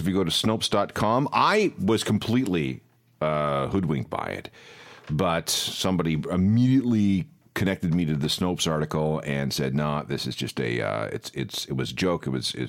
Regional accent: Stonewall, Manitoba, Canada; born or raised there; moved away

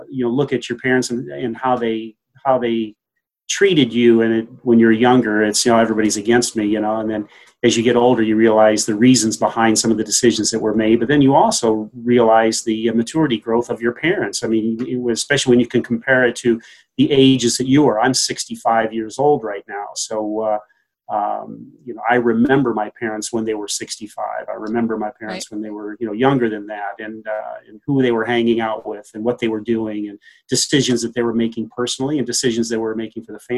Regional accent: Davenport, Iowa, United States; moved away as an adult; also born or lived in Staunton, Virginia; now in Saranac Lake, United States; I was born in Davenport, Iowa. So, and I went to school in the Midwest. So I was a Midwesterner in my formative years

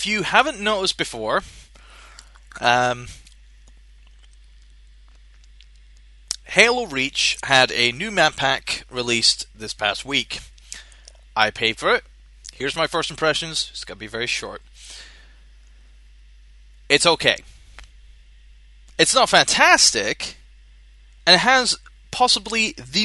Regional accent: Scotland, United Kingdom; I'm from Scotland

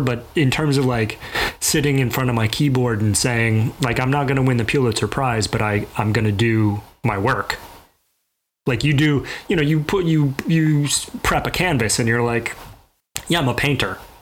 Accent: Mobile, Alabama, United States; I grew up in Mobile, Alabama

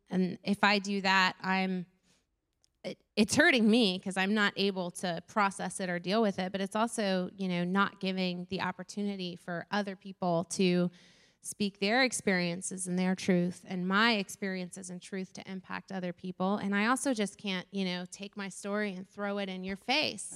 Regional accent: Florida, United States; I grew up in Florida

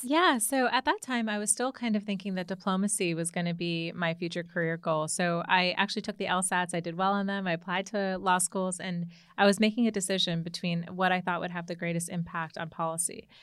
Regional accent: Commack, New York, United States; moved away as an adult; now in Washington, D.C., United States; I, I've grew up in New York

